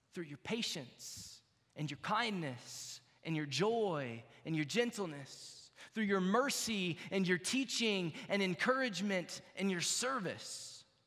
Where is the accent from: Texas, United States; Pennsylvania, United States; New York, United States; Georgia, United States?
Texas, United States; now in Iowa, United States; I grew up in Texas and I'm actually becoming an Iowan, I think, officially